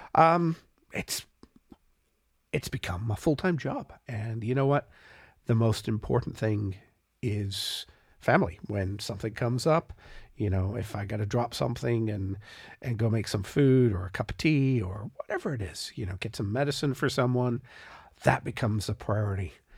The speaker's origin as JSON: {"language": "English", "country": "Canada", "said": "as a Canadian on the far side of Canada"}